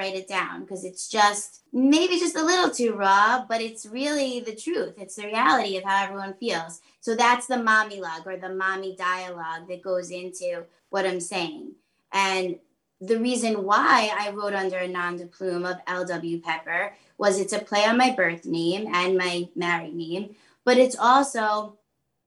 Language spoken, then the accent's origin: English; Long Island, New York, United States; I'm from Long Island